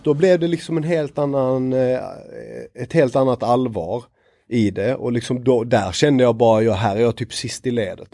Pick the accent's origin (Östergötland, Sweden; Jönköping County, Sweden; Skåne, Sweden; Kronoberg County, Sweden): Skåne, Sweden; Lund; moved away as an adult; now in Stockholm, Sweden; Jag är född i Lund, eh, började spela i Krubban, Lunds BK.